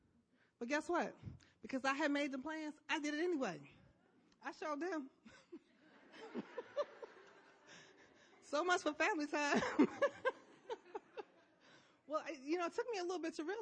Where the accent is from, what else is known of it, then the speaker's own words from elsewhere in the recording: Chicago, Illinois, United States; I'm from Chicago